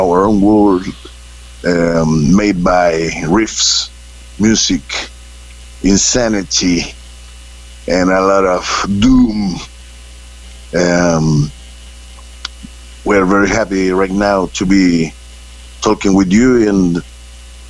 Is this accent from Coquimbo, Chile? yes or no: no; Santiago, Santiago Metropolitan Region, Chile; English is a second language; we are from Chile. This is the last place in the planet where this country just almost touched Antarctica, the South Pole of the world. And we are from the capital city, Santiago, and we grow up in a society